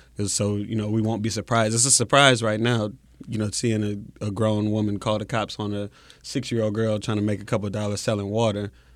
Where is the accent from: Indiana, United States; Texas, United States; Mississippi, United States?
Mississippi, United States; moved away as an adult; also born or lived in Syracuse, New York; coming from Mississippi